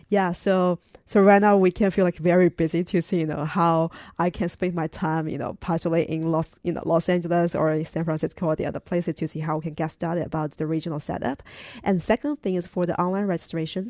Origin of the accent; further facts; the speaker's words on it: China; moved away; I'm originally from China